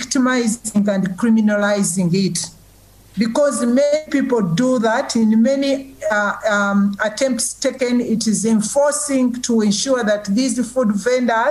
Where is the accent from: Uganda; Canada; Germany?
Uganda; I'm from Uganda, and I'm the executive director for a civil society organization called the Food Rights Alliance here in Uganda